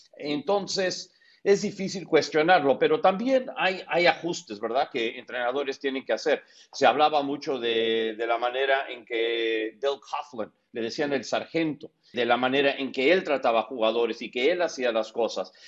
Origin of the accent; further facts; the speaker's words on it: United States; porque nací en Estados Unidos.